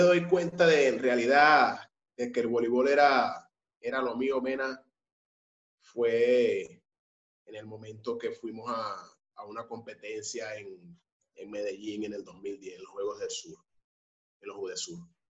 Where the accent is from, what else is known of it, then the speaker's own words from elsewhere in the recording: San Francisco, Zulia, Venezuela; moved away; yo vivo en el sur, como te, había comentado mucho antes. Soy de San Francisco